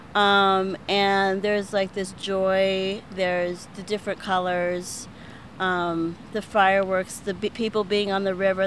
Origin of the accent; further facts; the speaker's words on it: Pittsburgh, Pennsylvania, United States; I'm from Pittsburgh, and I was born on the South Side and grew up on the North Side.